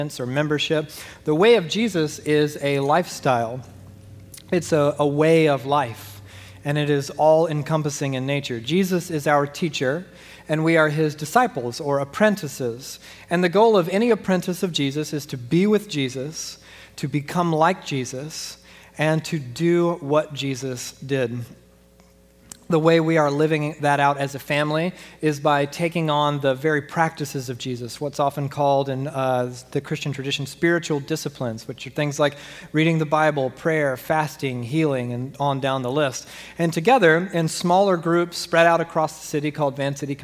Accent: Southeast Georgia, United States; moved away; I grew up in Southeast Georgia

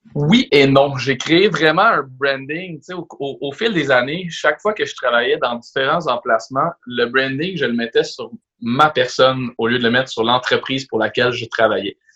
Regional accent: Laval, Quebec, Canada; je viens de Laval, je suis né à la Cité de la Santé

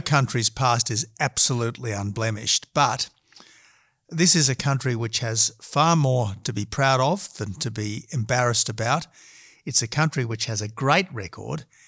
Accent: Australia; decent Australians

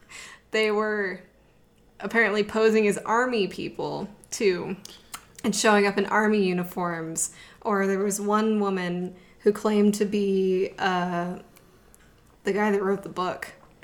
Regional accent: Nevada, United States; I'm from Nevada.

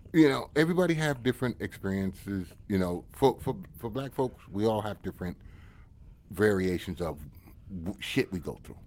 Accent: United States; I'm American and you know that. And I'm, I'm American to the core

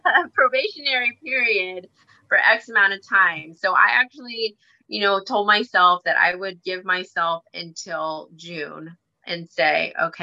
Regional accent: Philippines; I told him, you know what? I am Filipino

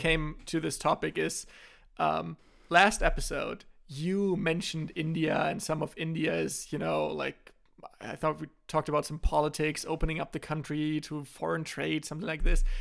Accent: Germany; I had here in Germany

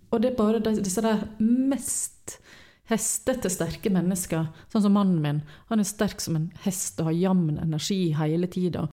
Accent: Western Norway, Norway; moved away; vi var hjemme på Vestlandet

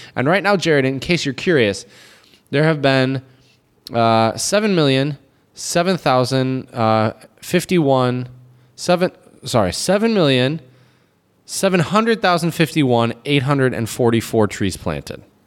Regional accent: United States; now in China; as an American

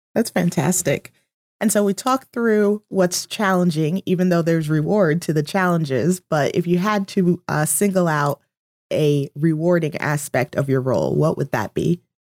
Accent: Easton, Pennsylvania, United States; I grew up in Easton

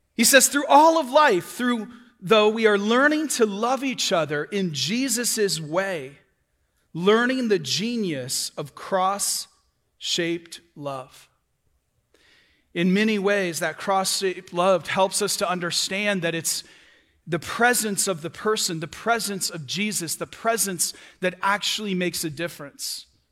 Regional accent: Michigan, United States; moved away as an adult; now in Florida, United States; I'm from Michigan. I've been here two years.

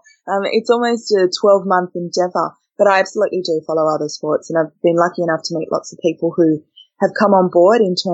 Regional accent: Perth, Western Australia, Australia; also born or lived in Uganda; we ended up in Australia in 1990. So that's where we've been ever since, in Perth, which is where my family is. And that's kind of where my Australian journey starts, was back in March in 1990 on a very, very hot day as a six-year-old

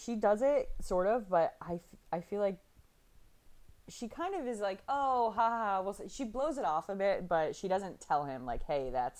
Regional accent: New England, United States; I'm from New England.

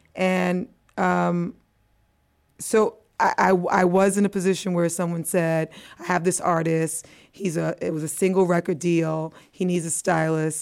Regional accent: New York, United States; accent: American; also born or lived in Antigua; I'm a West Indian girl, but I was raised in the Bronx

